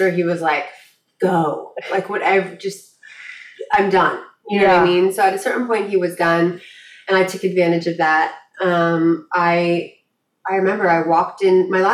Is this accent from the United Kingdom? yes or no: no; Malibu, California, United States; growing up in Malibu